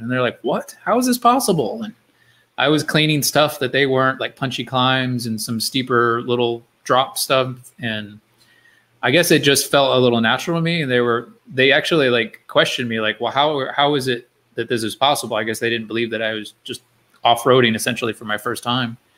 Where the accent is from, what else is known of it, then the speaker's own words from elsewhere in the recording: Florida, United States; I grew up in Florida